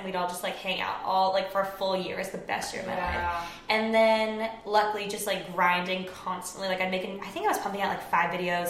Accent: Orange County, California, United States; now in Los Angeles, United States; I grew up in Orange County, which is not too far from here. Honestly, like 10 minutes from Disneyland.

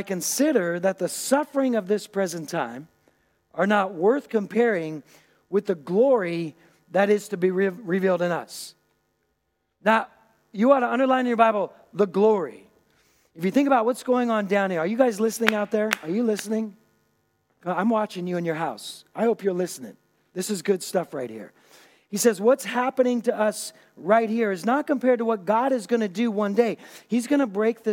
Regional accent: Puget Sound, Washington, United States; now in Germany; I grew up on the Puget Sound

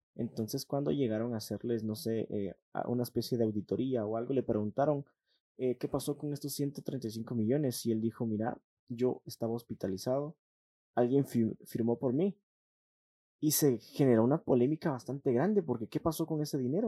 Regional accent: Guatemala; somos guatemaltecos

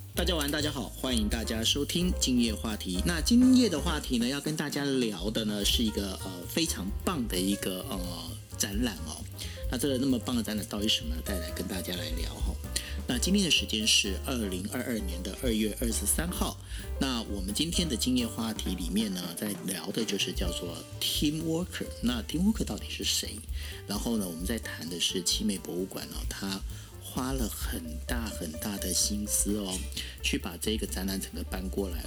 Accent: Taiwan; 我们台湾人，尤其是台南人用心的程度可以到这种地步

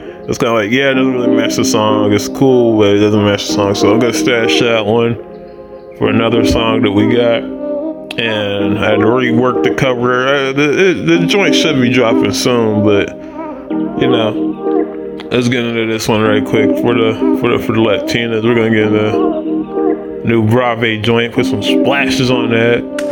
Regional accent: Houston, Texas, United States; because we're from Houston

